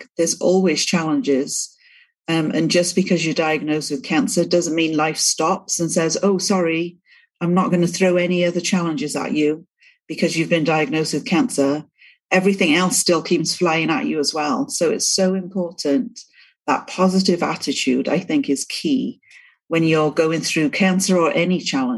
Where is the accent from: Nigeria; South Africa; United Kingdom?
United Kingdom; Cardiff, Wales; moved away as an adult; now in East Millcreek, United States; I'm from the UK, born and raised in Wales, in Cardiff.